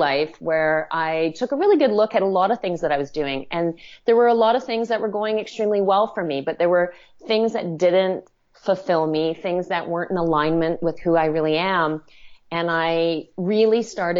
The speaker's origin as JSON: {"language": "English", "region": "Western Canada", "country": "Canada", "tie": "born or raised there", "moved": "yes", "lives_now": "Toronto, Canada", "said": "I grew up in Western Canada, very much on a hobby farm"}